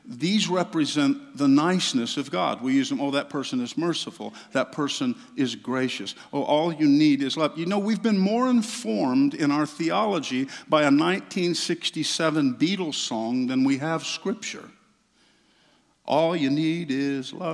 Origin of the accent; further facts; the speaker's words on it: Southeast, United States; I grew up in the Southeast in small Pentecostal churches